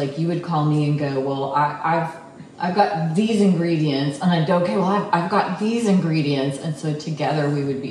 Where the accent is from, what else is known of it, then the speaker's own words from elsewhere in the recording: Connecticut, United States; moved away; also born or lived in Texas / Dallas; I'm from Connecticut originally.